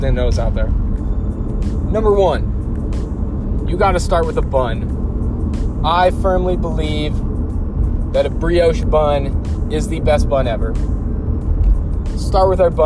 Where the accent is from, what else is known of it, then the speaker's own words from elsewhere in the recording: Ohio, United States; I'm from Ohio